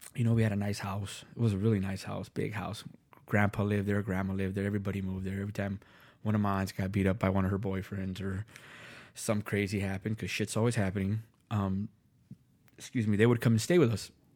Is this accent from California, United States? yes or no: yes; Los Angeles, California, United States; also born or lived in Van Nuys, Los Angeles; now in Minnesota, United States; I grew up in Los Angeles, West L